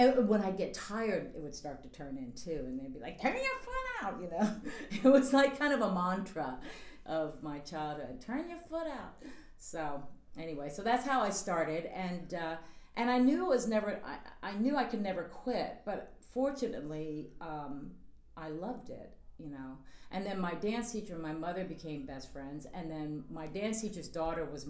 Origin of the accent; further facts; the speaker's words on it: Richmond, Virginia, United States; I'm originally from Richmond, Virginia. And I started taking dancing when I was 4 years old.